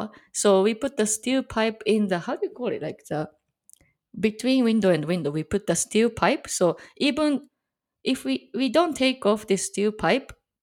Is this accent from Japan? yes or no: yes; Japan; also born or lived in Chicagoland, Illinois, United States; now in Chicago, United States; I'm from Japan, but currently living in Chicagoland, Illinois, USA